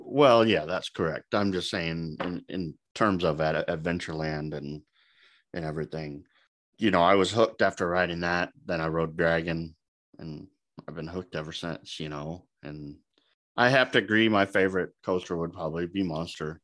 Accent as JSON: {"language": "English", "town": "Omaha", "region": "Nebraska", "country": "United States", "said": "I'm from Omaha, s-, still live here in Omaha."}